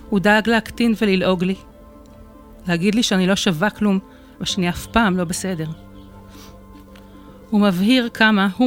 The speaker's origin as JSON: {"language": "Hebrew", "town": "Netanya", "region": "Central District", "country": "Israel", "tie": "born or raised there", "said": "אני נתניאתית גאה, נולדתי וגרתי בנתניה, בבית רגיל לחלוטין, וסך הכל, ילדותי הייתה טובה."}